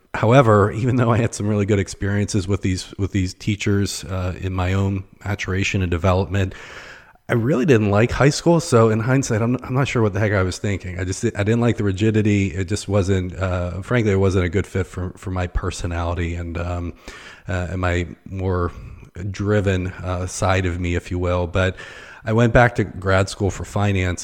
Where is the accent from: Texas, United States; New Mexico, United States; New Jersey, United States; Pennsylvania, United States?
Pennsylvania, United States; Pittsburgh; moved away as an adult; also born or lived in Northeast Ohio; now in Akron, United States; I was born and raised near Pittsburgh. I was actually, uh, on the north side of town